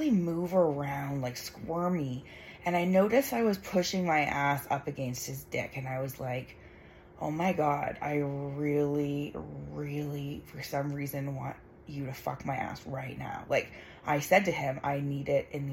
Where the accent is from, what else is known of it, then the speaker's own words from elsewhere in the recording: Canada; I'm Canadian